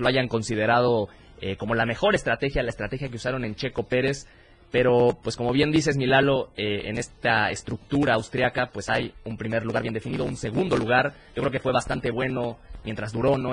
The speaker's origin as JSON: {"language": "Spanish", "country": "Mexico", "said": "aquí en México"}